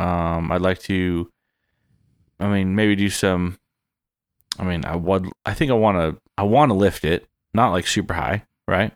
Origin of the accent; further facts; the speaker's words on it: San Diego, California, United States; moved away as an adult; born and raised in San Diego